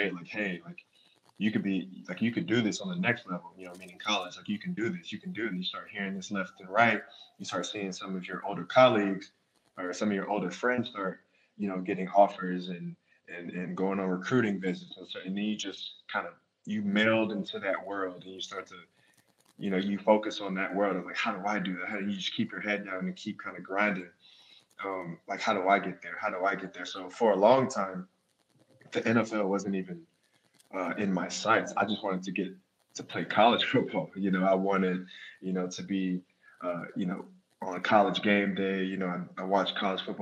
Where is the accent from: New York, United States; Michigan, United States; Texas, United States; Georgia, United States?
Georgia, United States; Atlanta; moved away as an adult; also born or lived in Boston, Massachusetts; now in Detroit, United States; I grew up in Atlanta, Georgia